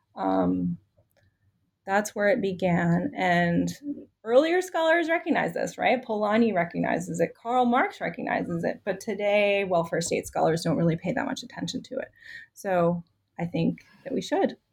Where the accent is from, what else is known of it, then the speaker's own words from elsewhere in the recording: Richmond, Virginia, United States; moved away as an adult; also born or lived in Chicago / Washington, D.C.; I grew up in Richmond, Virginia